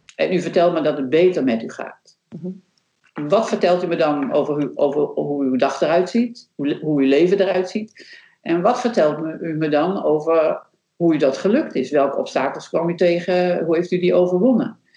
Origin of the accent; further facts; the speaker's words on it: Netherlands; ik als Nederlander